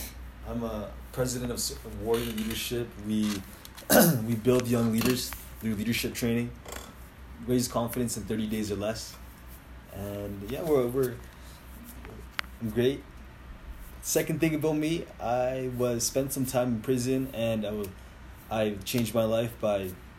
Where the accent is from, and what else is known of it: Calgary, Alberta, Canada; born or raised there